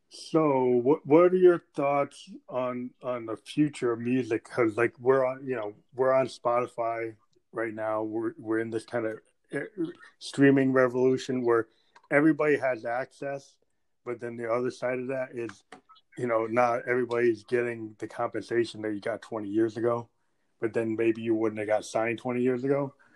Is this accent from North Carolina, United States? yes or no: no; New Hampshire, United States; I'm from New Hampshire